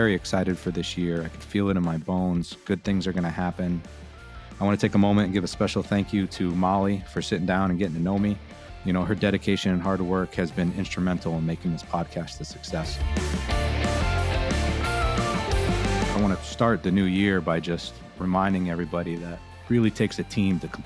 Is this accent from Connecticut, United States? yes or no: yes; Connecticut, United States; I grew up in Connecticut